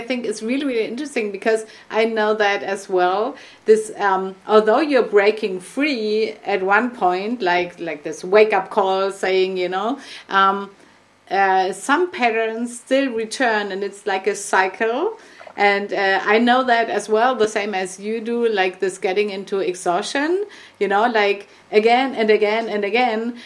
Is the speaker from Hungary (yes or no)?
no; Germany; English is a second language; we're both from Germany